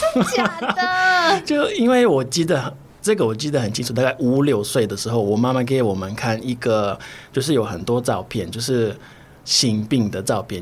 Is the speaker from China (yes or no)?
no; Brazil; Chinese is a second language; now in Taiwan; 我是巴西来的，所以我中文不是很标准